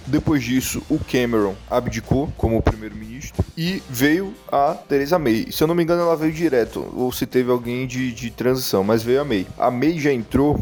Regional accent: Brazil; moved away

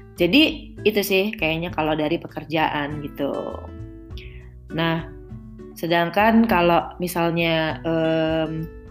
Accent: Indonesia; moved away as an adult; now in Netherlands; gue dulu di tanah air

